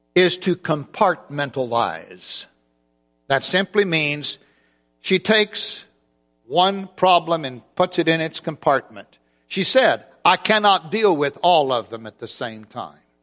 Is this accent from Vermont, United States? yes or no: no; Oklahoma City, Oklahoma, United States; I'm from Oklahoma City. We have in the congregation where I worship there